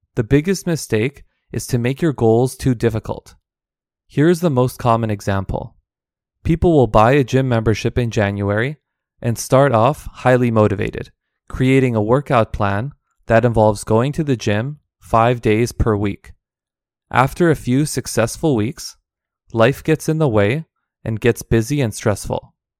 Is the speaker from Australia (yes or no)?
no; Canada; all of these are my own experiences living and growing up in Canada